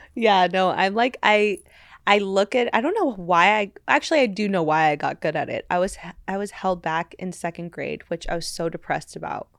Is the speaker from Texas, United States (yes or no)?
no; Los Angeles, California, United States; L A. Um, yeah, so I grew up my whole life here